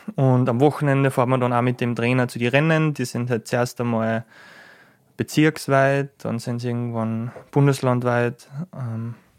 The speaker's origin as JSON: {"language": "German", "town": "Schladming", "region": "Styria", "country": "Austria", "tie": "born or raised there", "said": "ich bin in Schladming aufgewachsen"}